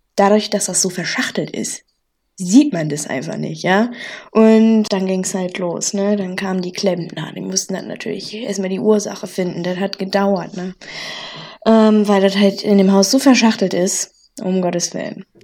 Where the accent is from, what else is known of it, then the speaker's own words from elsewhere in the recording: North Rhine-Westphalia, Germany; accent: Pott; wir mhm. beide jetzt nicht direkt im Pott quasi aufgewachsen sind am Niederrhein, aber äh, ja, wir zählen jetzt mal zum Pott